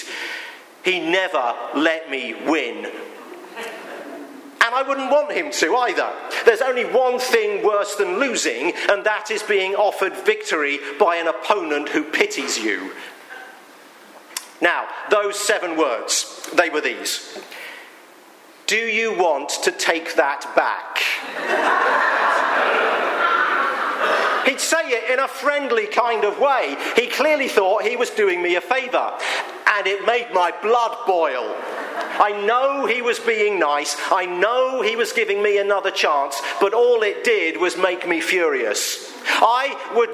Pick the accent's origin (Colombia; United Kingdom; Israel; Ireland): United Kingdom; I'm British